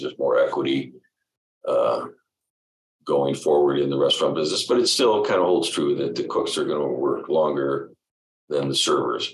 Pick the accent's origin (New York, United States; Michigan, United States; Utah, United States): Michigan, United States; Detroit; also born or lived in Los Angeles; our family went back and forth between L.A. and Detroit, but I was born in Detroit and spent uh, yeah uh, okay junior high and high school there.